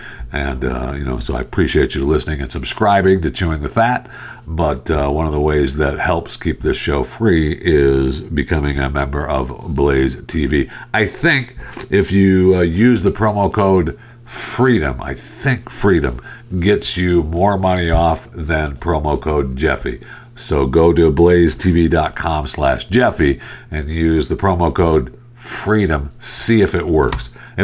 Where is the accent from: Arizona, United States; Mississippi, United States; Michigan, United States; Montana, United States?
Michigan, United States; moved away; I grew up in Michigan. I got out of there as soon as I could.